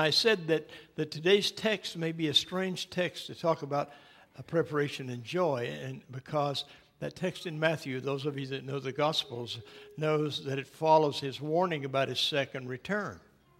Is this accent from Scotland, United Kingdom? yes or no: yes; Scotland, United Kingdom; Being a Scotsman, I always bothered by Christmas. I suspect that's why my family never made much of it, you know.